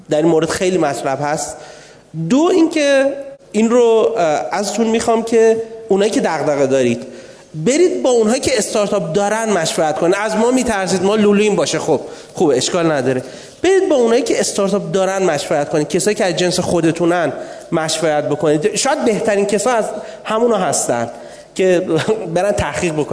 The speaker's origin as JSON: {"language": "Persian", "town": "Abadan", "region": "Khuzestan", "country": "Iran", "accent": "Khuzestani", "said": "من آبادانی هستم ما معمولا خیلی سریح لحجه ایم خوزستانی ها"}